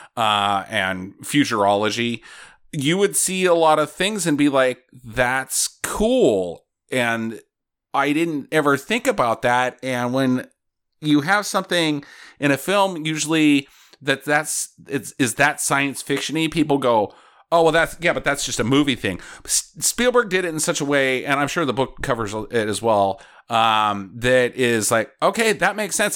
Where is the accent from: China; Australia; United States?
United States; Idaho; moved away; Idaho's a big farming area. I now live in an even bigger farming area.